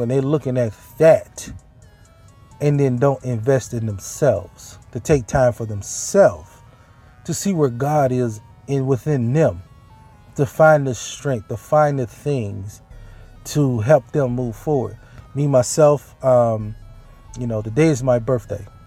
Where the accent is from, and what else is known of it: Mississippi, United States; born or raised there; moved away